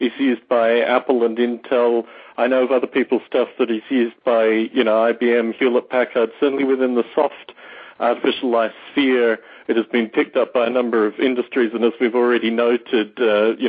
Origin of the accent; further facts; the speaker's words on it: Canberra, Australian Capital Territory, Australia; my hometown of Canberra, Australia